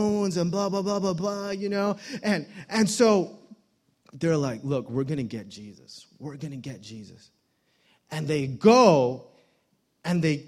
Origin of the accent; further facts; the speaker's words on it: Hawaii, United States; I'm from Hawaii